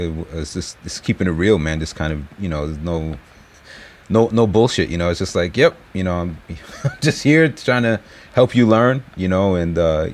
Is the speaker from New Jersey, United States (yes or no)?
no; New York, United States; moved away as an adult; now in Japan; we're both from New York